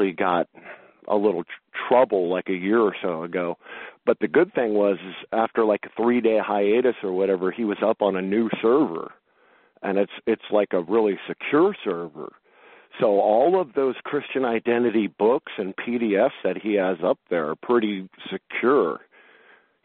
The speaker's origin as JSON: {"language": "English", "town": "Los Angeles", "region": "California", "country": "United States", "tie": "born or raised there", "said": "I grew up in Los Angeles, California"}